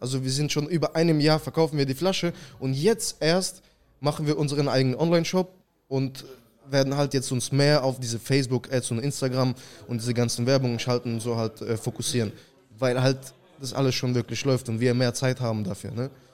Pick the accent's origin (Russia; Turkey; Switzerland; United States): Russia; Saint Petersburg; now in Germany; ich komme ursprünglich aus Russland, St. Petersburg. 2004 sind wir mit der ganzen Familie nach Deutschland gezogen.